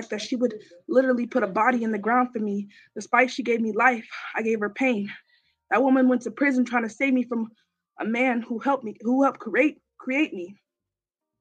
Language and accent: English; San Bernardino, California, United States; I'm from San Bernardino, California.